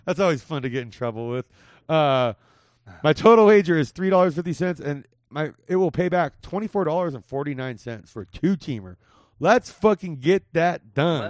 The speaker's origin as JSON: {"language": "English", "town": "Whittier", "region": "California", "country": "United States", "tie": "born or raised there", "said": "only a few miles from where I grew up in Whittier."}